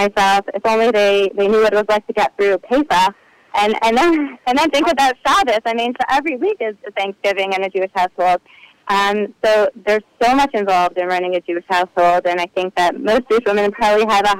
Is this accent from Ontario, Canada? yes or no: yes; Ottawa, Ontario, Canada; now in New Jersey, United States; I grew up in Ottawa, Canada